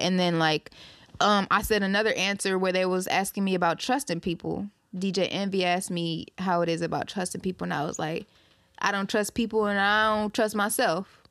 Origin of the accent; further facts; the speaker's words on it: Ypsilanti, Belleville, Ann Arbor, Inkster, Michigan, United States; also born or lived in Detroit, Michigan; I was raised in Belleville, raised in Ann Arbor, raised in Inkster, you feel me? But I was born in Ipsy, Southside, and that's what I represent